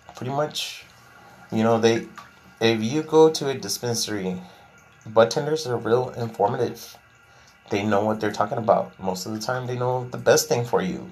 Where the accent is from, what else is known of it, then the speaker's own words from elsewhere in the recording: Laredo, Texas, United States; I'm from Laredo, Texas